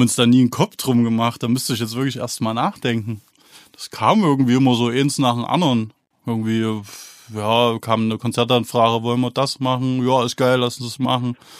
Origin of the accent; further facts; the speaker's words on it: Thuringia, Germany; wir sind Thüringer Jungs und das werden wir auch bleiben